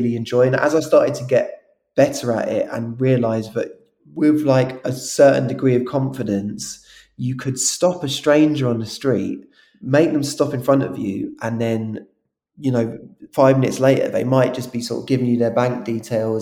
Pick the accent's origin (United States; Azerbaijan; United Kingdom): United Kingdom; London; when we were growing up in South London.